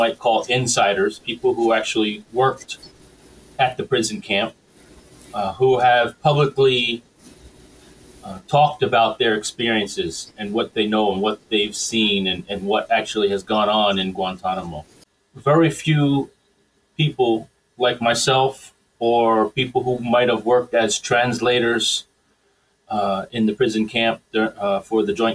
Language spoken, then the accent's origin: English; New Jersey, United States; also born or lived in Naperville, Illinois; I was born in Illinois, but I was raised in New Jersey